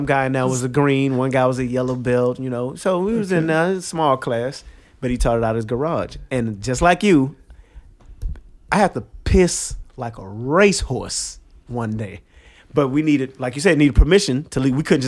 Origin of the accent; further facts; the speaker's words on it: Houston, Texas, United States; moved away as an adult; now in New York City, United States; born and raised in Houston, Texas